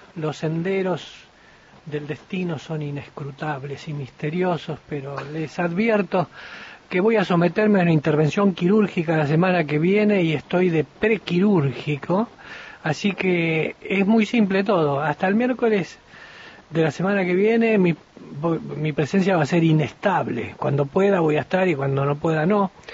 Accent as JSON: {"language": "Spanish", "country": "Argentina", "said": "nuestro comportamiento como ciudadanos argentinos"}